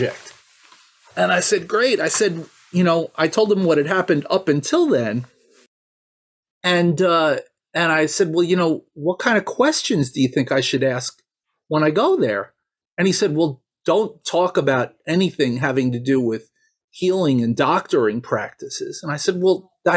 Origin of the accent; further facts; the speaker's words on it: New York, United States; I grew up here in New York